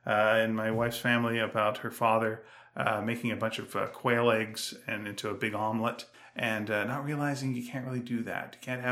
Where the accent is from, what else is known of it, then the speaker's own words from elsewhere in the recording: Canada; we're Canadian.